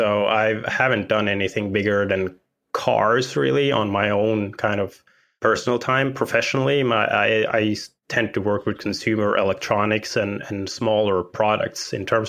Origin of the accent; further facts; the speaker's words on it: Norway; I am from Norway.